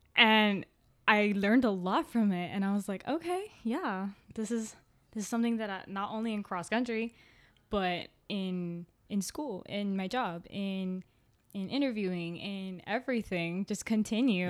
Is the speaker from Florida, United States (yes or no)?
yes; Miami, Florida, United States; We grew up in the city, city